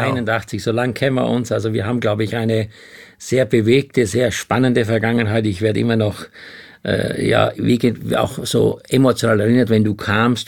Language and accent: German; Styria, Austria; ich bin in der Steiermark groß geworden